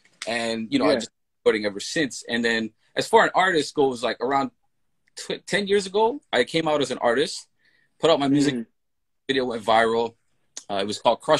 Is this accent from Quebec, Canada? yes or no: no; Toronto, Ontario, Canada; growing up in Toronto is such a melting pot